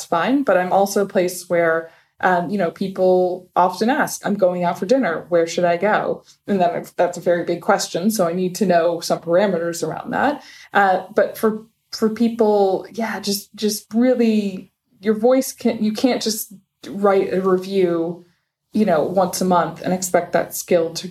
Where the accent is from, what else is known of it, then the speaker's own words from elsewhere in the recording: United States; first language English; moved away as an adult; also born or lived in Abu Dhabi, United Arab Emirates; now in Dubai, United Arab Emirates; I'm American and a product of the American school system. I only speak English.